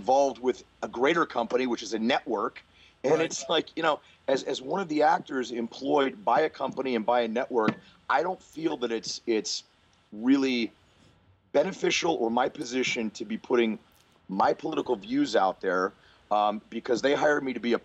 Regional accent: New Castle, Pennsylvania, United States; moved away as an adult; I'm from Newcastle, Pennsylvania, which is in western Pennsylvania, about 45 minutes outside of Pittsburgh

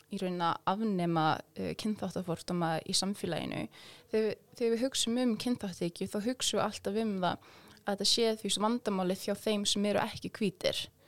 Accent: Iceland; Íslandingar eins og ég

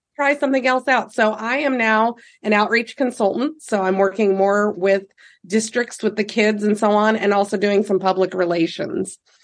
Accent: Fullerton, Nebraska, United States; I grew up in Fullerton, Nebraska, and then ended up moving to Nebraska City in '99

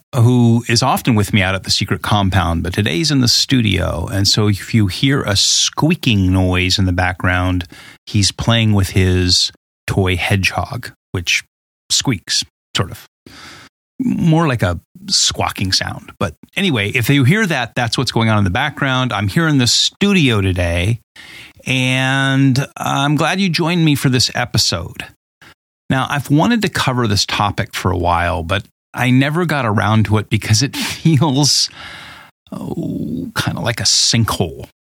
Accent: Southern California, United States; moved away as an adult; also born or lived in Boulder, Colorado; I grew up in Southern California in the late seventies

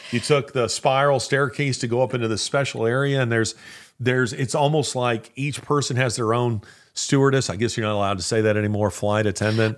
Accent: United States; I, as American

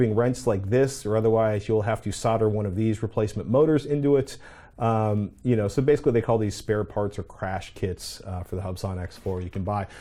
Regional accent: New York City, New York, United States; moved away; I spent many of my formative years in New York City

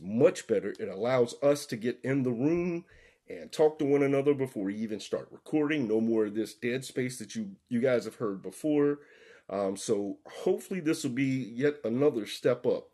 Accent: the South, United States; We're all three from the South

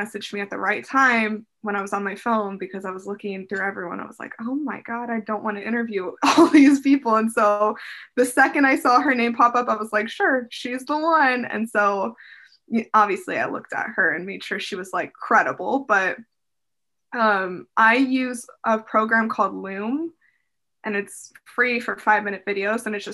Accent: Las Vegas, Nevada, United States; moved away as an adult; now in Seattle, United States; I grew up in Vegas.

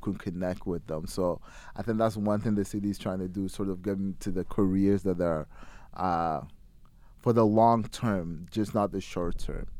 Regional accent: Ghana; now in London, Canada; I'm from Ghana originally

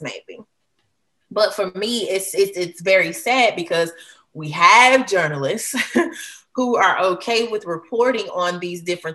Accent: Hattiesburg, Mississippi, United States; I am a Mississippian to my heart. I'm from Hattiesburg, Mississippi.

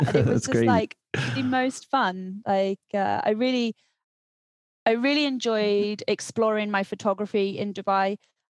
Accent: South West England, United Kingdom; moved away as an adult; also born or lived in Scotland; I was born in Scotland, although I don't sound like I'm from Scotland, because I grew up in the southwest of England.

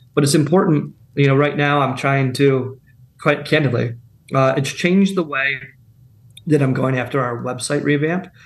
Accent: Pennsylvania, United States; now in Charleston, United States; I'm from Pennsylvania. Ben and I are from Pennsylvania originally.

